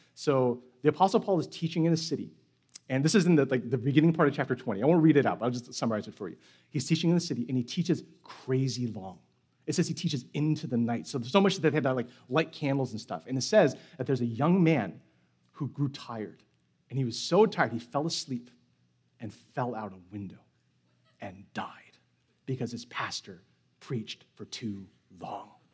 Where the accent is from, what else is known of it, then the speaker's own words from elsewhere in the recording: San Francisco, California, United States; moved away; I'm from San Francisco, so that means I am a Giants fan